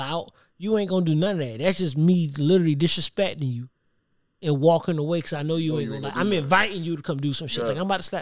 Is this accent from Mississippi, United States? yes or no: no; Savannah, Georgia, United States; I'm from Savannah